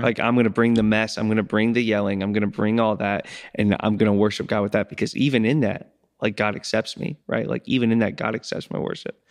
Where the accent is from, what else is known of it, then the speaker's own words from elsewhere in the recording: United States; I'm from Crawford County